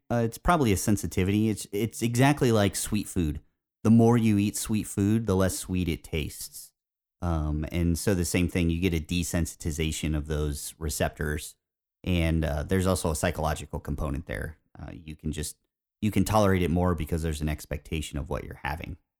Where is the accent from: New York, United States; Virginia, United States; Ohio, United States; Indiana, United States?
Indiana, United States; growing up in Indiana